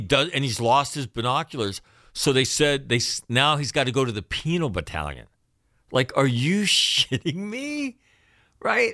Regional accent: United States; as an American kid

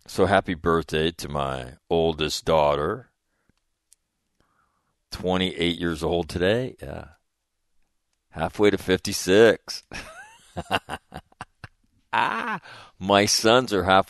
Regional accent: Sacramento, California, United States; moved away; my hometown, Sacramento, California

